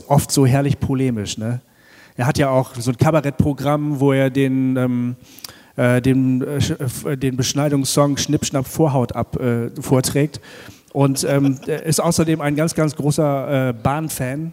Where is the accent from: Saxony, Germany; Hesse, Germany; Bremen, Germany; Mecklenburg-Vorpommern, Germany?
Bremen, Germany; ich bin ein Bremer, gebürtiger Bremer